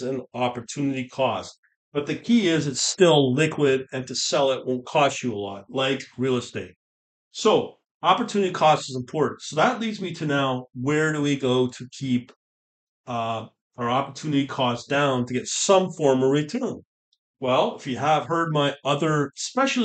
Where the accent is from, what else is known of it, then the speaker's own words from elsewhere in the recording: Canada; As a Canadian